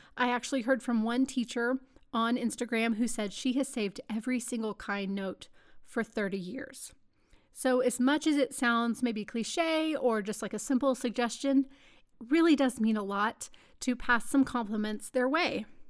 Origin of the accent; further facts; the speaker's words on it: Texas, United States; moved away; I am a Texan